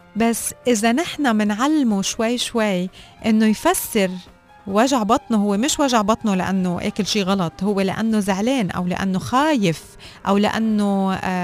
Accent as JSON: {"language": "Arabic", "country": "Lebanon", "said": "وانا لبنانيه"}